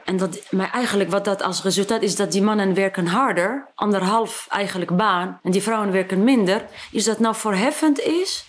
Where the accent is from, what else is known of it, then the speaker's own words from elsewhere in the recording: Tunisia; Dutch is a second language; moved away as an adult; also born or lived in France; now in Netherlands; waar ik vandaan kom, je komt uit Afrika en uit Tunesië